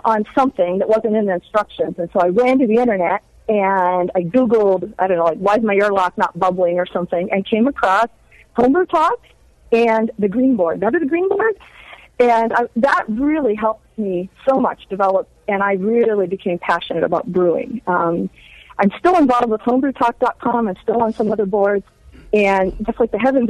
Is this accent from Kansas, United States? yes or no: no; Upper Peninsula of Michigan, United States; also born or lived in South Texas; I am from the Upper Peninsula of Michigan. I'm a Youper.